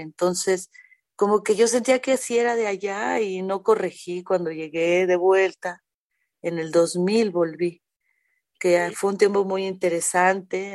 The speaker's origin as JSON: {"language": "Spanish", "region": "Mexico City", "country": "Mexico", "also_born_or_lived": "Jalisco", "said": "sí soy de aquí, de la Ciudad de México, me encanta mi ciudad"}